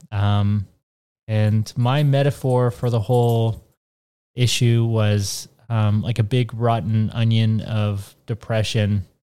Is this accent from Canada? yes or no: yes; Canada; I'm Canadian